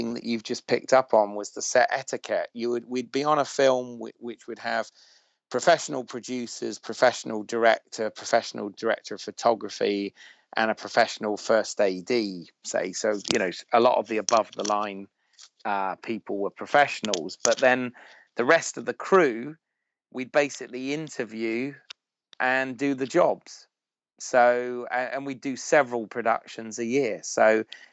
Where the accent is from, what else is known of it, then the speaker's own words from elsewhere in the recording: Bournemouth, South West England, United Kingdom; also born or lived in United States; I'm from Bournemouth